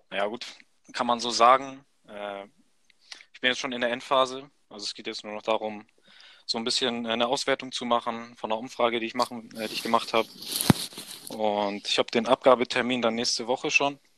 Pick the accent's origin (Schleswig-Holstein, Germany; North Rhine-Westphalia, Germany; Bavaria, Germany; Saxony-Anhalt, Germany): Schleswig-Holstein, Germany; Wedel; Hauptsache, ich habe immer noch so die Nähe nach Wedel, zu meinem Heimatort, zur Familie